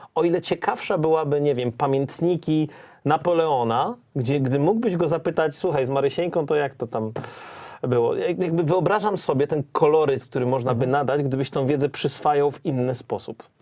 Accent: Silesian Voivodeship, Poland; za dzieciaka, jak to na Śląsku. Miałem sąsiadkę

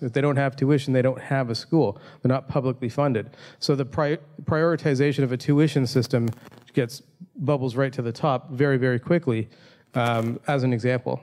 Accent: Toronto, Ontario, Canada; my hometown of Toronto, Canada.

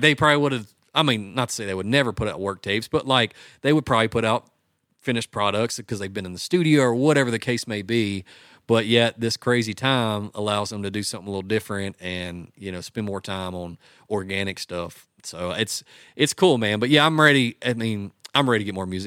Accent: West Monroe, Louisiana, United States; now in Nashville, United States; I grew up in West Monroe, which is across the river.

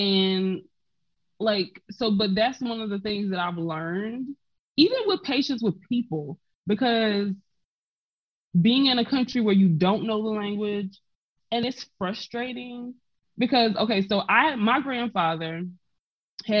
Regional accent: South Carolina, United States; moved away as an adult; now in Poland; I was born and raised in South Carolina

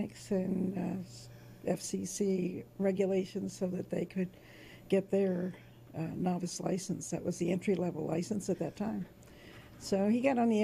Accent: Ohio, United States; now in Massachusetts, United States; I was originally from Ohio, and through various means, I migrated to Massachusetts

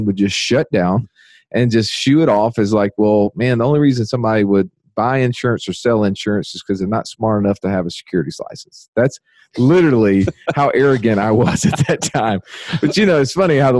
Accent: Birmingham, Alabama, United States; my hometown, Birmingham, Alabama

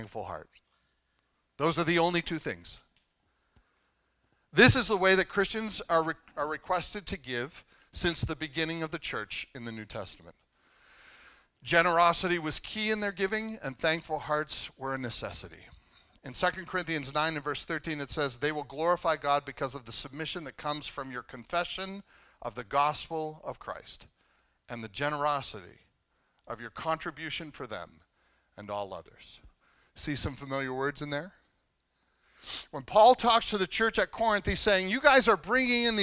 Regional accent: Canada; I'm Canadian

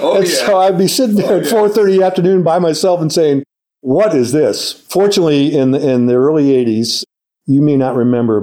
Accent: St. Louis, Missouri, United States; and I'm a Presbyterian from St. Louis

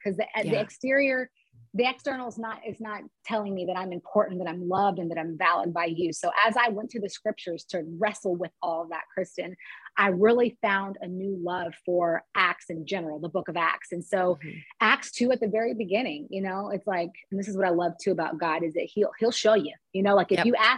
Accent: Dallas-Fort Worth area, Texas, United States; moved away as an adult; also born or lived in Cincinnati, Ohio; now in San Francisco, United States; I grew up in the Dallas-Fort Worth area in Texas, and I grew up in a suburb where it was very few people of color

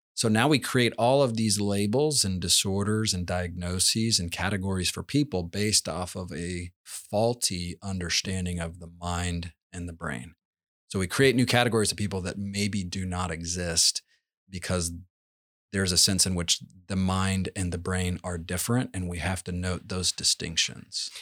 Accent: Georgia, United States; we grew up in Georgia where you'd pull out azalea bushes

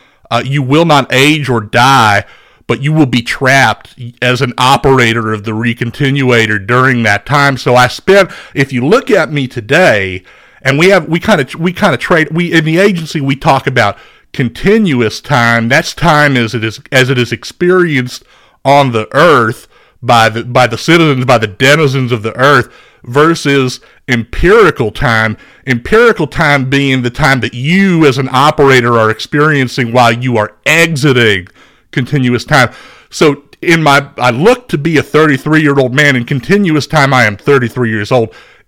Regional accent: Beaumont, Texas, United States; I'm originally from Beaumont, Texas. I played quarterback for the Westbrook High School Bruins. That's a 5A second division football team in the great state of Texas.

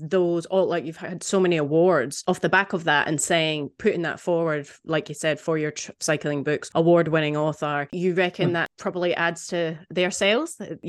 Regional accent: Scotland, United Kingdom; born or raised there; moved away

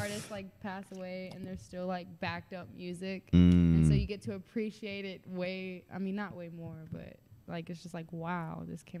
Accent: Union City, Georgia, United States; also born or lived in Gwinnett County, Georgia / Atlanta, Georgia / Sandy Springs, Georgia; I grew up in Union City, and I spent time in Gwinnett.

